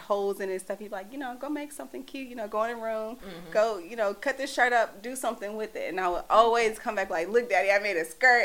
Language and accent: English; Dallas, Texas, United States; moved away as an adult; now in New York City, United States; I'm from Dallas, Texas, born and raised